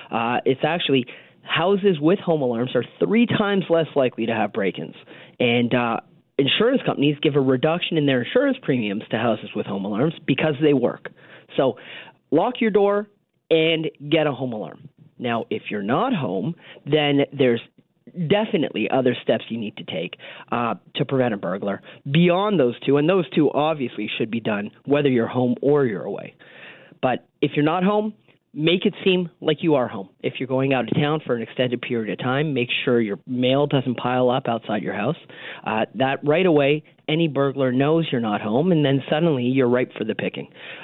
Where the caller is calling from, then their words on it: Toronto, Ontario, Canada; I am in cold and snowy Toronto, which is not as cold and snowy as Winnipeg, but still pretty cold and snowy.